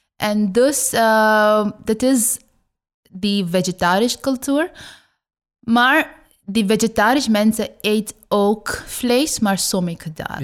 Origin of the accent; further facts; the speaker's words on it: West Bengal, India; Dutch is a second language; now in Netherlands; ik kom uit Oost. Ik heb daar eh, geboren